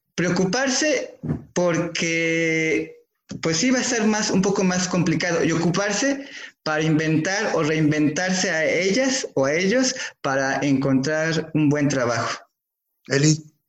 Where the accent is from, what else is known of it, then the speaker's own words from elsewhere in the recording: Mexico; como mexicanos